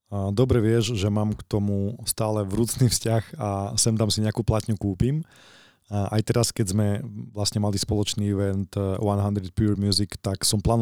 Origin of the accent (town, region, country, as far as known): Košice, Košice Region, Slovakia